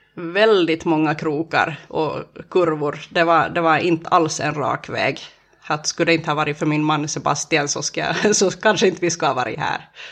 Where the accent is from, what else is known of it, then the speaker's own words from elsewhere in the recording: Närpes, Ostrobothnia, Finland; jag är uppväxt i Töjby